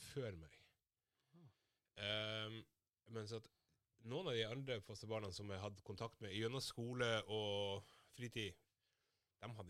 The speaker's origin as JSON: {"language": "Norwegian", "country": "Somalia", "moved": "yes", "lives_now": "Norway", "said": "når jeg flytta fra Somalia, så bodde jeg blant Altså, jeg flytta til Sømna"}